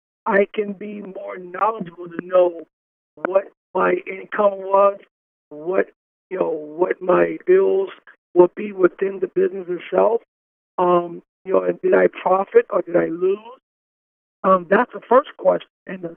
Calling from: Miami Gardens, Florida, United States; I'm calling from Miami Gardens, Florida.

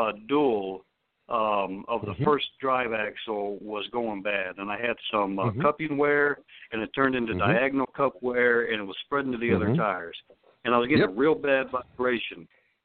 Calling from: Akron, Ohio, United States; calling from Goodyear Heights, Ohio, in fact.

